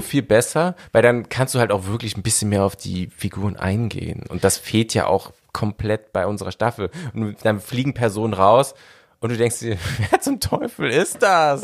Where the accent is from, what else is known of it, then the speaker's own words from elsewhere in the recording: Berlin, Germany; Ich bin halt ein Großstadtkind. Ich bin in Berlin groß geworden